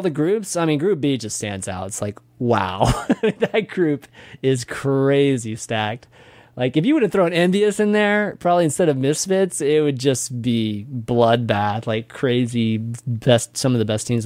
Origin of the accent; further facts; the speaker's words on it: Austin, Texas, United States; I'm from Austin.